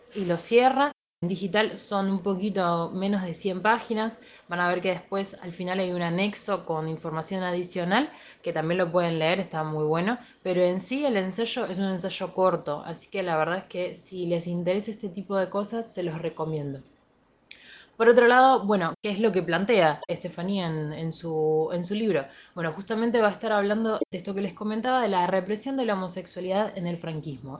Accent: Argentina; nosotros, como argentinos

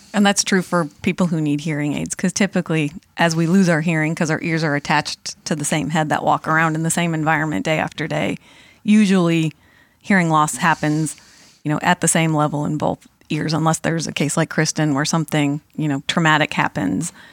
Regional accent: Monson, Massachusetts, United States; I grew up in Munson, Mass

